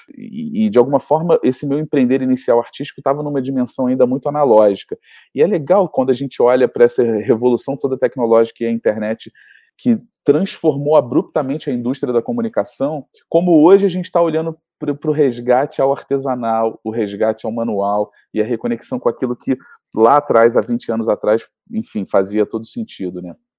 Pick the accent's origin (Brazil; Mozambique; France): Brazil; Rio de Janeiro; a gente nasceu no Rio de Janeiro é, com essa referência mineira